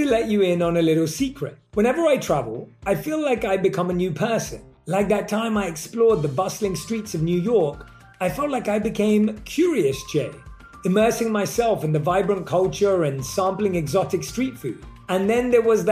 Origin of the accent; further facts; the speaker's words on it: London, United Kingdom; I grew up in London.